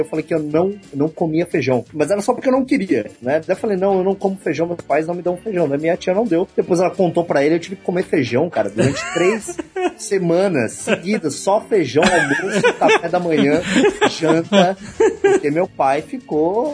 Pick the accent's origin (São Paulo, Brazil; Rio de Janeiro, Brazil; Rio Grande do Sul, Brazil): São Paulo, Brazil; Santos; eu sou de Santos